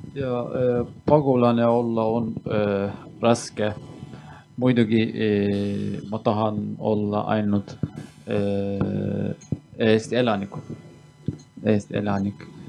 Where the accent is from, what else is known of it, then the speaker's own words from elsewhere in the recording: Turkey; Estonian is a second language; moved away as an adult; now in Estonia; ma olen pärit Türgist, aga mina olen kurt